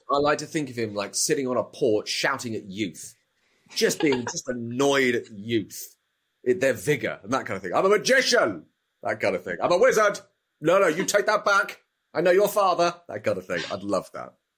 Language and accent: English; United Kingdom; as a Brit